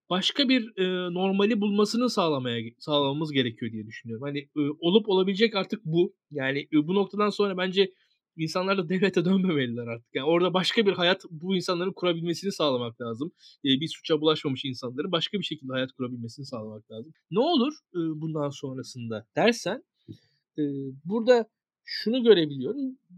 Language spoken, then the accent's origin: Turkish; Bornova, İzmir, Turkey; Ben Bornovalıyım. Fethullah Gülen benim mahallemdeki caminin imamıymış ben doğmadan önce.